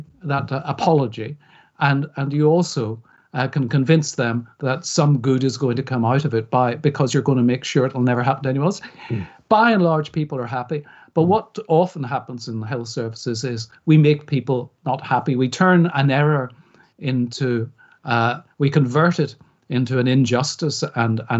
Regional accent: Belfast, Northern Ireland, United Kingdom; now in England, United Kingdom; I grew up on the Falls Road in Belfast, went to school on the Falls Road in Belfast

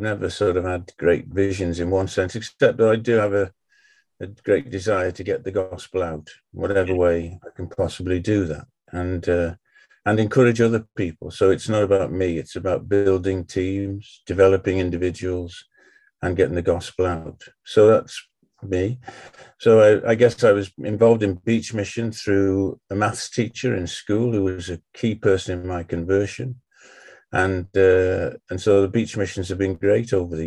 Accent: Connah's Quay, Wales, United Kingdom; moved away as an adult; also born or lived in Bangor, Wales; now in Llanelli, United Kingdom; But North East Wales I was brought up, and a place called Connors Quay

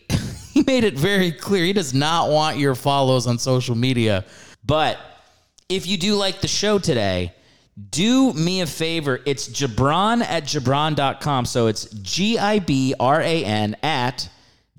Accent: New York City, New York, United States; moved away as an adult; now in Los Angeles, United States; I'm from New York, and I used to perform at Broadway Comedy Club there in the city

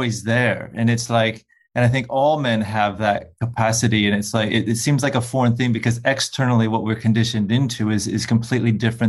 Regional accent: Midwest, United States; moved away as an adult; also born or lived in Los Angeles; I grew up in Midwest, Middle America.

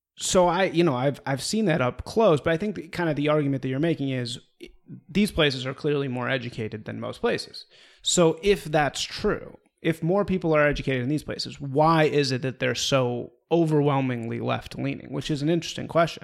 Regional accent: Evanston, Illinois, United States; I'm from Evanston, Illinois, which is a suburb of Chicago

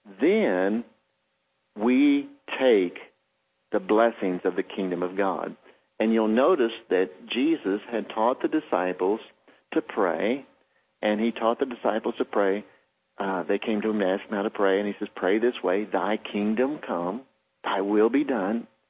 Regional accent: United States; I'm American Indian, and I was raised extremely poor

